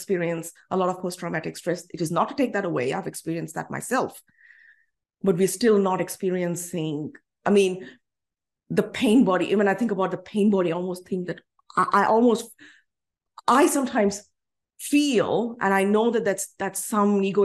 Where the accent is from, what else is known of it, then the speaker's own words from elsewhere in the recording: India; now in Australia; As an Indian citizen